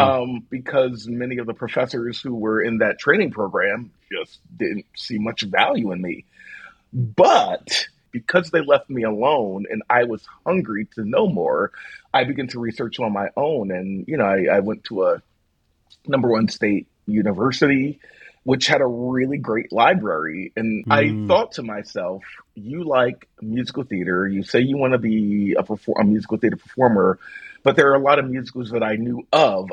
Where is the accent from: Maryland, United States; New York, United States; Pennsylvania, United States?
Pennsylvania, United States; Philadelphia; I grew up in South Philadelphia